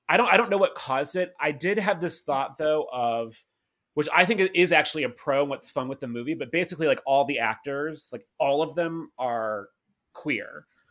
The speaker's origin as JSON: {"language": "English", "town": "St. Louis", "region": "Missouri", "country": "United States", "said": "I'm from Saint Louis"}